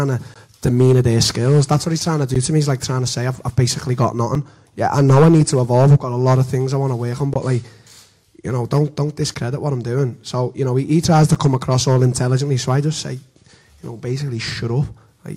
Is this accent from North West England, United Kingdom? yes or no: yes; Liverpool, North West England, United Kingdom; in my hometown, you know, just to sell out.